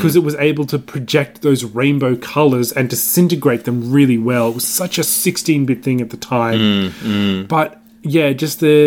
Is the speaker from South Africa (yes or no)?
no; Australia; As an Australian